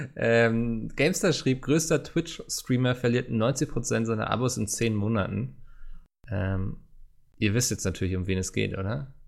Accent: Northern Germany, Germany; als Norddeutscher

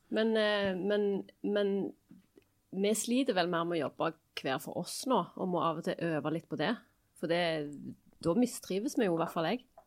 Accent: Stavanger, Rogaland, Norway; accent: Stavanger dialect

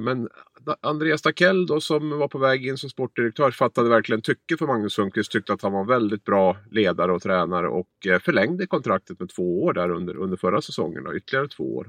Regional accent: Gävle, Gävleborg County, Sweden; jag kommer från Gävle

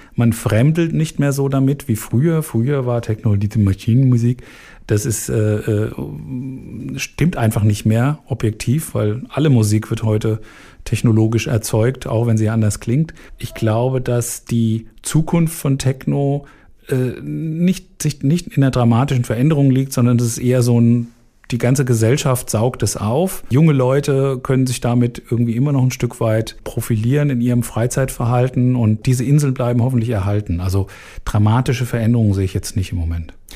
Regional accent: Frankfurt, Hesse, Germany; von Frankfurt aus, wo ich aufgewachsen bin

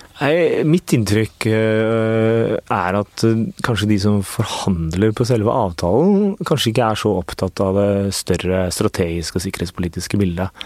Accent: Oslo, Norway; also born or lived in Risløkka, Oslo; jeg er født og oppvokst på Torshov.

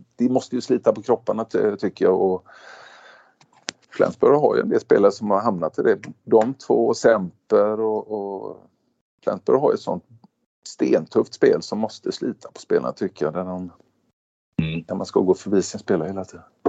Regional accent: Sweden; now in Stavanger, Norway; vi är svenskar

